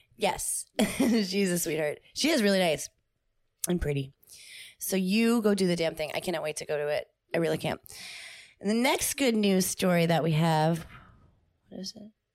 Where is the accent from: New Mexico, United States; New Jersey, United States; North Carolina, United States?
New Jersey, United States; moved away; I am from New Jersey